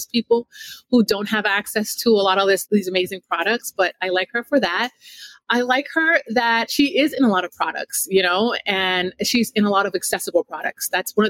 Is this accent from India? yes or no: no; Jamaica; I'm a Jamaican, raised by a Jamaican mom with like a lip gloss, a Mary Kay lipstick, and a Vaseline.